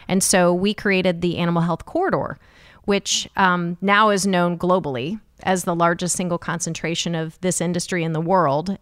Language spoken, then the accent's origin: English; Jefferson City, Missouri, United States; now in Kansas City, United States; I am from Jefferson City